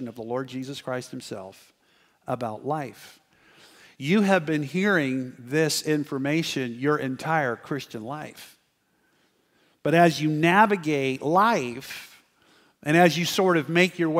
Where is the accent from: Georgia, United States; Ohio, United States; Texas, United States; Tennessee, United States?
Texas, United States; McAllen; now in Santa Clarita, United States; I grew up in McAllen, Texas